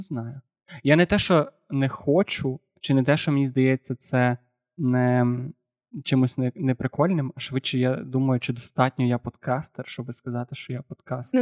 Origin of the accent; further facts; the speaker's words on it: Galicia, Ukraine; я галичанин